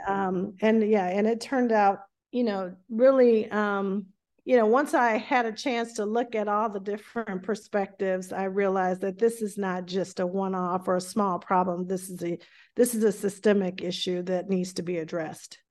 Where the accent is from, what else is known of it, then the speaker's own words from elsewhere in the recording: the South, United States; accent: strong Southern dialect; moved away; I grew up in a, um, an area of the South where, uh, we had a very strong dialect